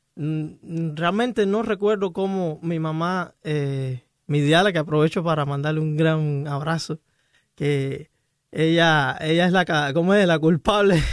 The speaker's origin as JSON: {"language": "Spanish", "region": "Camagüey", "country": "Cuba", "tie": "born or raised there", "moved": "as an adult", "lives_now": "Miami, United States", "said": "Yo soy de Camagüey, la ciudad el pueblo de los tinajones, le dicen"}